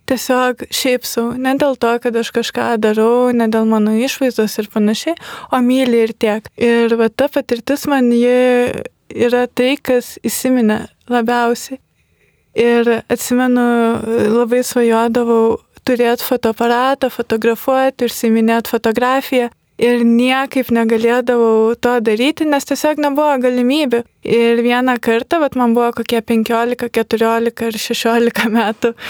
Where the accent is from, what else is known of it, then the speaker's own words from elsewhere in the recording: Lithuania; aš esu iš Kulupienų, tai yra gan netoli pakutuvenų kaimo esanti gyvenvietė.